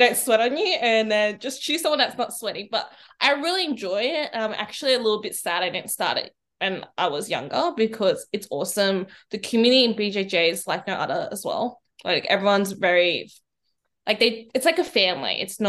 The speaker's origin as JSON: {"language": "English", "town": "Sydney", "region": "New South Wales", "country": "Australia", "said": "I am 24, I'm from Sydney"}